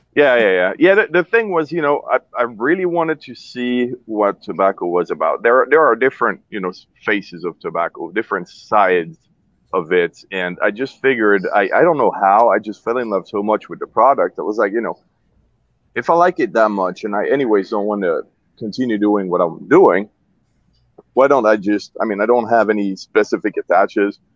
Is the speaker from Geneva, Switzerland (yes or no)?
yes; Geneva, Switzerland; also born or lived in Zurich, Switzerland; I was born in Zurich, uh, Switzerland, and then uh, moved when I was like a tiny kid, year and a half or something, to Geneva. So basically, grew up in Geneva, Switzerland